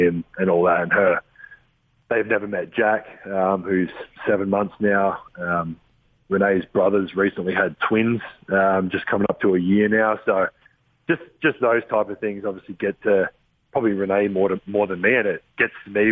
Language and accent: English; Adelaide, South Australia, Australia; born or raised there; moved away